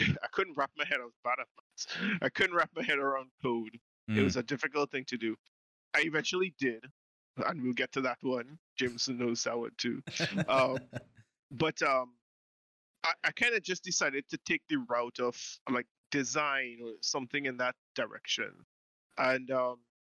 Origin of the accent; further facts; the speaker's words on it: Trinidad & Tobago; I grew up in the Caribbean, in Trinidad